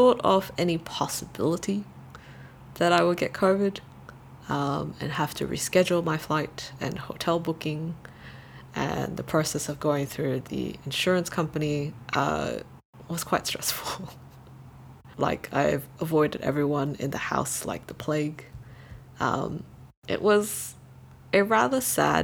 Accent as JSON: {"language": "English", "country": "Brunei", "tie": "born or raised there", "also_born_or_lived": "Malaysia", "moved": "yes", "said": "as a Malaysian, I can only visit as a tourist and spend about a month here in Brunei. Even though Brunei is my hometown, I was only a legal resident here as a dependent."}